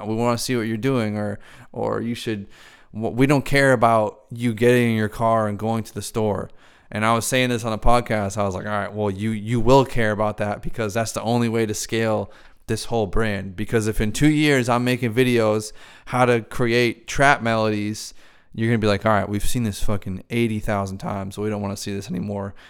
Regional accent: Boston, Massachusetts, United States; I'm here in Boston, so that's that's me, fully Irish. I'm an American though. I was born here

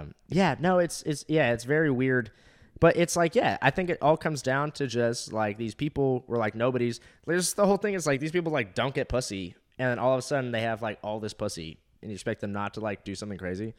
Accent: Orange County, California, United States; moved away as an adult; also born or lived in Fort Walton Beach, Florida; I'm from Orange County, California

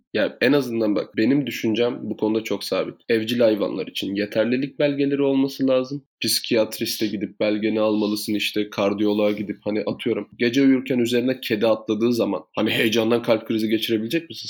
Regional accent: Thrace, Turkey; biz Trakya'da büyüdük

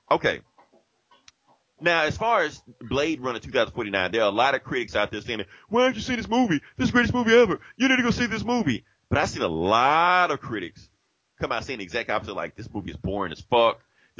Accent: Jackson, United States; this movie was filmed in my hometown.

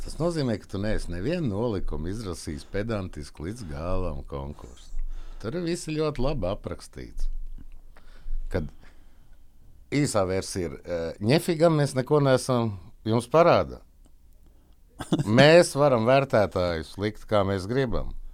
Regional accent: Valmiera, Vidzeme, Latvia; Es esmu no Valmieras.

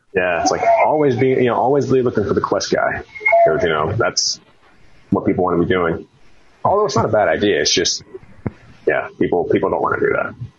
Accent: Texas, United States; moved away; also born or lived in Richmond, Virginia; I'm from Texas, so played a lot of football

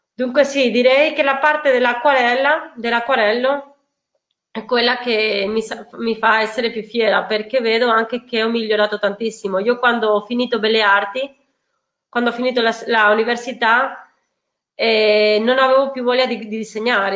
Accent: Spain; now in Italy; essendo spagnola

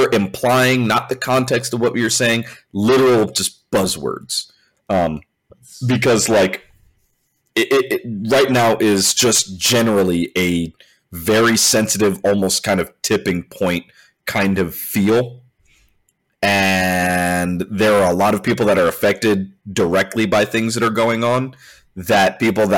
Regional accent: California, United States; I'm from California

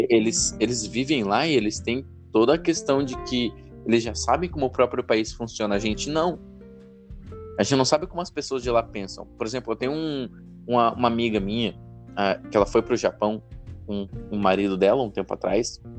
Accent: Brazil

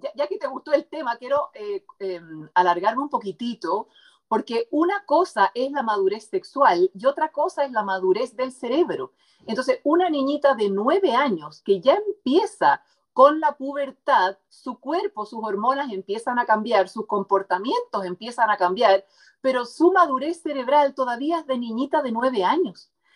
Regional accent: Chile; also born or lived in United States; como decimos aquí en Chile

